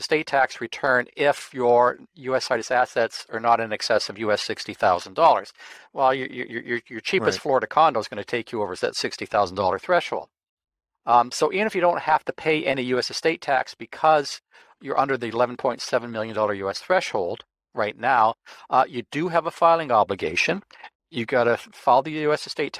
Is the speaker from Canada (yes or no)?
yes; Canada; As a Canadian, you don't have a U.S. senator.